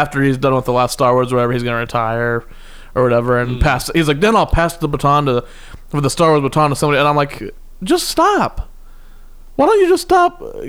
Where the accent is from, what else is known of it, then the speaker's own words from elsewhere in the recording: Kansas, United States; I'm from Kansas, where everyone's just sweet as pie.